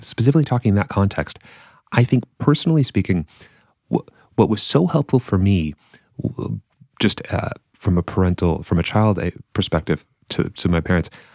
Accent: Massachusetts, United States; I'm from Massachusetts

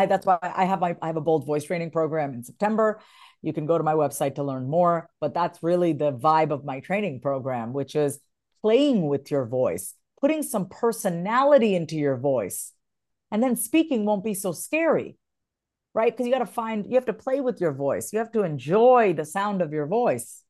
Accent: New York, United States; moved away as an adult; also born or lived in Kansas; now in Austin, United States; I'm originally a New Yorker, born and raised, but I've been here for ten years almost

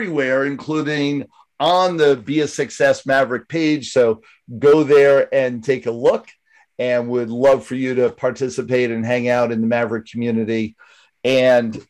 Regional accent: Northeast, United States; I'm from the Northeast as well

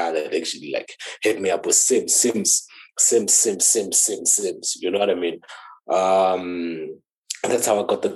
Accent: Thaba Nchu, Free State, South Africa; I'm from that side. That's where I grew up. That's where I was born

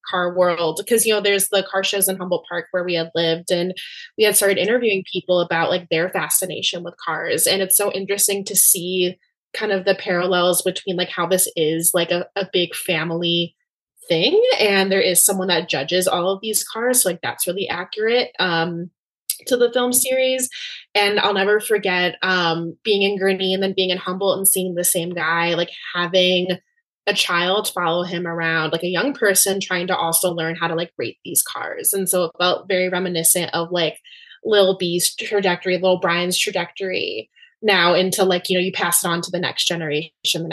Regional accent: Cuba; I'm from Cuba

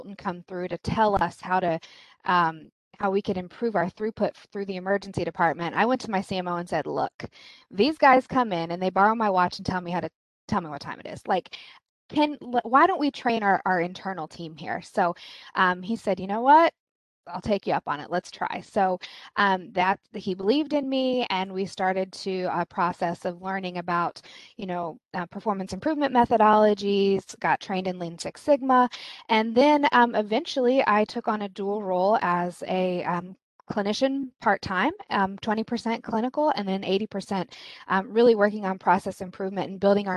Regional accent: Kansas, United States; now in East Coast, United States; I'm originally from Kansas.

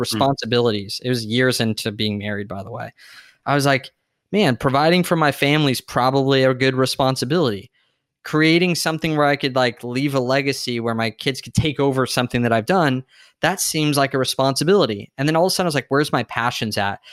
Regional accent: San Diego, California, United States; I grew up in San Diego

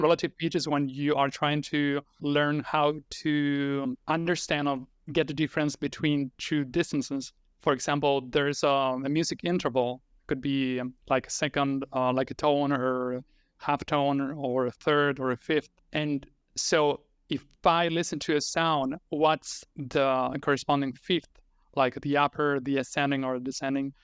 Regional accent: Argentina; first language Spanish; English is a second language; I'm a native Spanish speaker, so I was born and raised in Argentina, so Spanish is my first language

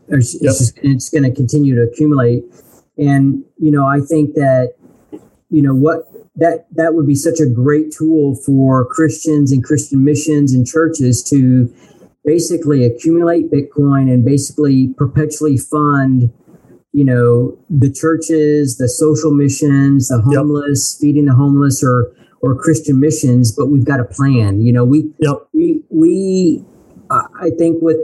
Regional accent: United States; we're both American

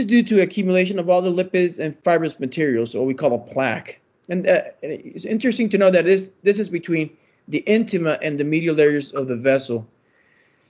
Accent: Puerto Rico; moved away as an adult; also born or lived in Michigan / Tennessee; now in Memphis, United States; I'm originally from Puerto Rico

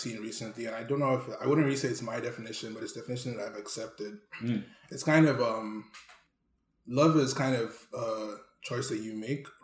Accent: Nigeria; now in Canada; growing up in Nigeria

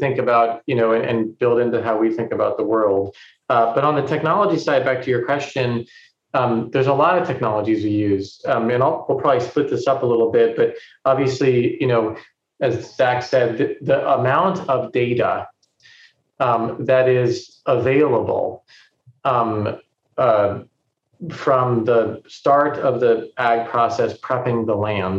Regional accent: California, United States; But, you know, I come from Silicon Valley.

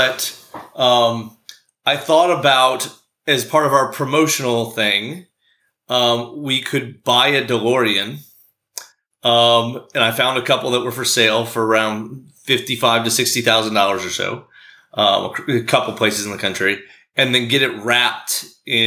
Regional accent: Baltimore, Maryland, United States; I grew up here in the Baltimore area

